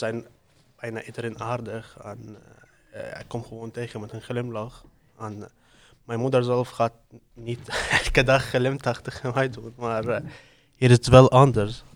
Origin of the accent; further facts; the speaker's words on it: Syria; now in Ede, Netherlands; Ik kom uit Syrië. Ik woon in Oede